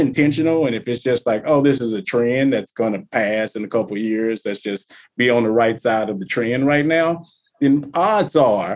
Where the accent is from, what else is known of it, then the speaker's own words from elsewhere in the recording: the South, United States; I'm from the South